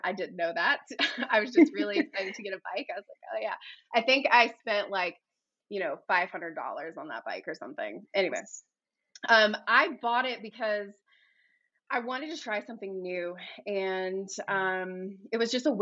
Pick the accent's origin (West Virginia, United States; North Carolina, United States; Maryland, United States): West Virginia, United States; moved away as an adult; now in Sedona, United States; I'm originally from West Virginia